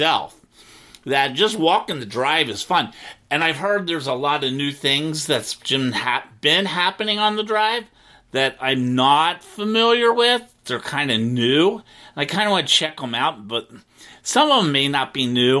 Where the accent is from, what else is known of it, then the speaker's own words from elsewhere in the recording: Cincinnati, Ohio, United States; moved away as an adult; now in Wilton Manors, United States; my hometown, Cincinnati